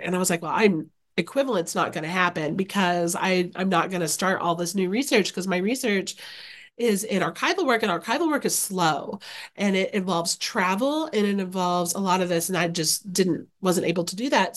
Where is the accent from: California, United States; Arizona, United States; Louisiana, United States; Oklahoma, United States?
Oklahoma, United States; Okarche; moved away as an adult; now in Oxford, Ohio, United States; I grew up in a very small town in Oklahoma. So shout out to Okarche, Oklahoma, which is central Oklahoma